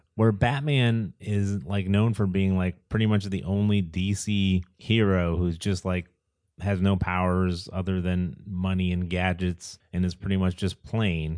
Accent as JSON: {"language": "English", "country": "United States", "said": "as Americans"}